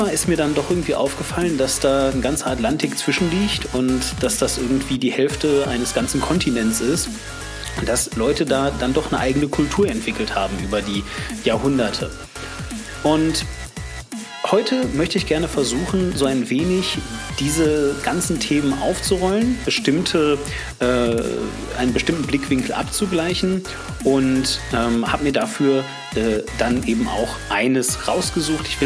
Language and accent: German; West Germany, Germany; Und ich so als Wessi ähm, war mir auch bewusst, warum das so ist.